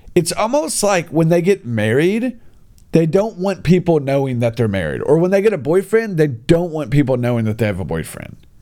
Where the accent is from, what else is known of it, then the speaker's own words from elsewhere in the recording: United States; now in China; me being an American guy